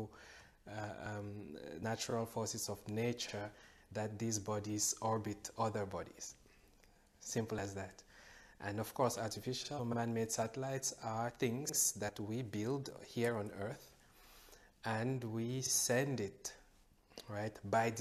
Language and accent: English; Cameroon; I grew up from Cameroon.